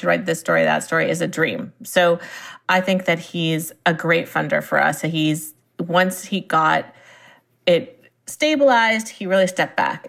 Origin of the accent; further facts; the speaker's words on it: Silicon Valley, California, United States; I grew up in Silicon Valley, and my parents were in the software industry